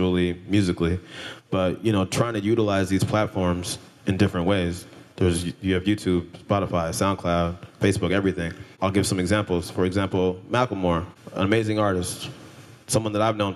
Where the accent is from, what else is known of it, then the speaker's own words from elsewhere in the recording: California, United States; I grew up in California